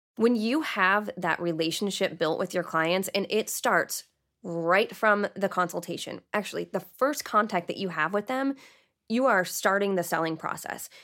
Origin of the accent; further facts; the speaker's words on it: Canton, Michigan, United States; also born or lived in Plymouth, Michigan / Austin, Texas; I lived half my life, well, half my childhood in Canton and half my childhood in Plymouth.